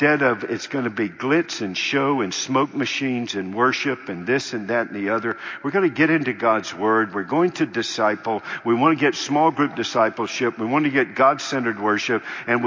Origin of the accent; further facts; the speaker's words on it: North Carolina, United States; I grew up in North Carolina.